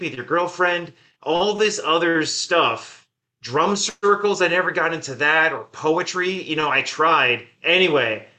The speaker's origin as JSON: {"language": "English", "area": "Sussex County", "region": "New Jersey", "country": "United States", "tie": "born or raised there", "moved": "yes", "said": "I grew up in Sussex County, New Jersey"}